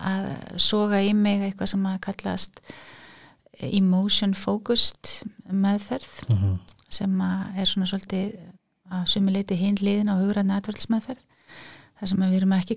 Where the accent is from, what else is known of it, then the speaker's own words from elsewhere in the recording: Reykjavík, Capital Region, Iceland; Ég er úr Reykjavík, já